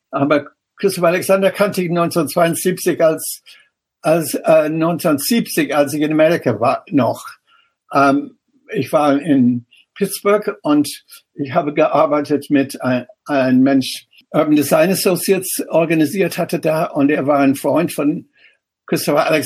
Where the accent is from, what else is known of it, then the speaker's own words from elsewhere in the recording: Ireland; German is a second language; moved away as an adult; now in Germany; ich extra hm. nach Deutschland gekommen und nach Darmstadt damals, weil ich Städtebau nicht in Irland, wo ich herkomme, oder nicht in England studieren konnte.